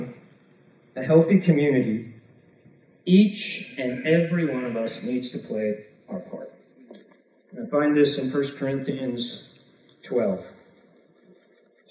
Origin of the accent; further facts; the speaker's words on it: Chicago, Illinois, United States; I'm from Chicago